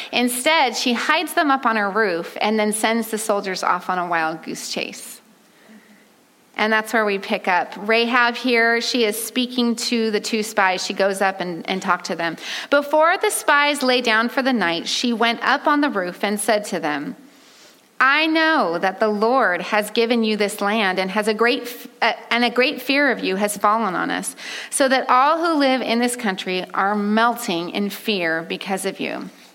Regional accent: California, United States; now in Oregon, United States; I'm from California, the sunshine state

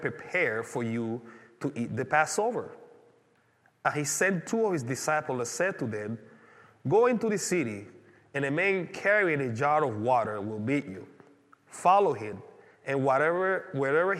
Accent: Panama; moved away; growing up in Panama

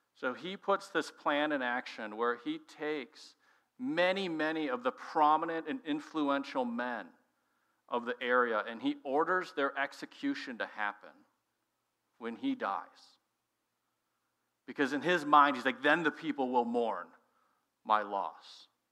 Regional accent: Minnesota, United States; moved away as an adult; also born or lived in Illinois; my wife and I are born and raised there

